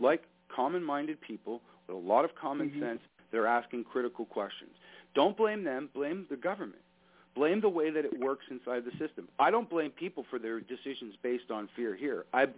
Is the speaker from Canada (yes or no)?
yes; Canada; As a Canadian, look, I've got relatives, mm-hmm. people I work with in the United States.